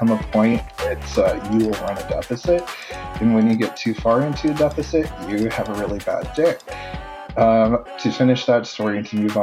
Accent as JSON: {"language": "English", "region": "South Dakota", "country": "United States", "tie": "born or raised there", "moved": "yes", "lives_now": "Ohio, United States", "said": "I'm originally from South Dakota"}